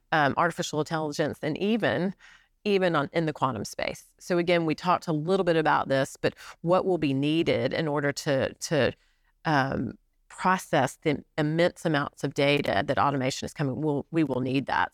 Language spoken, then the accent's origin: English; Alabama, United States; moved away as an adult; also born or lived in New York; now in Chattanooga, United States; my home state of Alabama